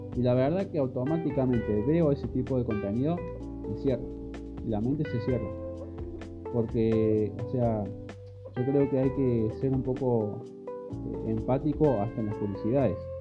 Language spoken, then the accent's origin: Spanish; Córdoba, Argentina; yo soy de Córdoba, Argentina